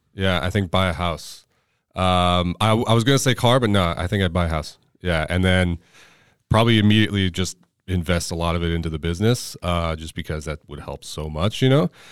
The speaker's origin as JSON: {"language": "English", "area": "Orange County", "region": "California", "country": "United States", "tie": "born or raised there", "also_born_or_lived": "Ventura County, California", "said": "I spent my childhood in Orange County"}